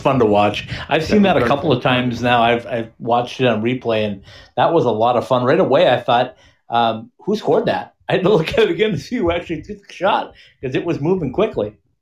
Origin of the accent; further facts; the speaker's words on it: Minnesota, United States; me being a Minnesotan